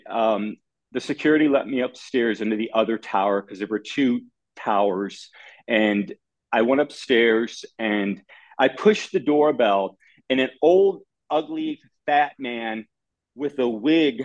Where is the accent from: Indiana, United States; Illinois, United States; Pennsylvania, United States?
Illinois, United States; Chicago; I grew up in Chicago